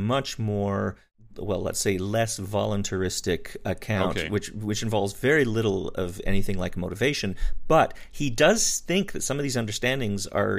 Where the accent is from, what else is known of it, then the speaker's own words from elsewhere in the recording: Wyoming, United States; I grew up in Wyoming, a little bit more out there, there in the sticks.